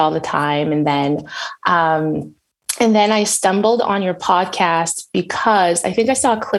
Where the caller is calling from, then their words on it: Edmonton, Alberta, Canada; So okay. specifically my city is Edmonton. So like Western Canada.